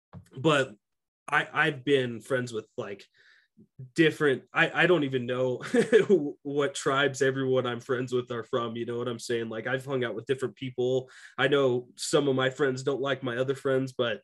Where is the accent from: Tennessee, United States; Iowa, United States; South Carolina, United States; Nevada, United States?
Nevada, United States; Carson City; I grew up in Carson City